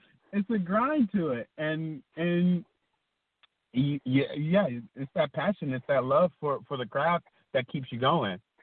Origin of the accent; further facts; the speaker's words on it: Atlanta, Georgia, United States; moved away; I'm from Atlanta, and um, my, most of my family is from uh, Atlanta